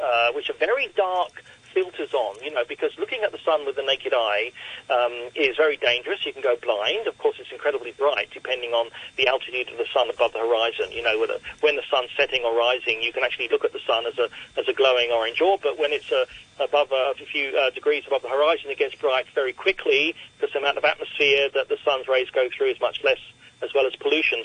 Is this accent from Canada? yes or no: no; Australia; now in Hong Kong; I'm Australian